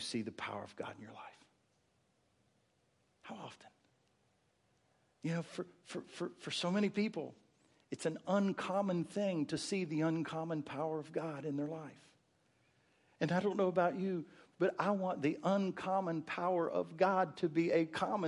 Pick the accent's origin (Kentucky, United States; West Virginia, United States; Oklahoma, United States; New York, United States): West Virginia, United States; moved away; I grew up in West Virginia. The hills of West Virginia had prayer meeting every Wednesday night.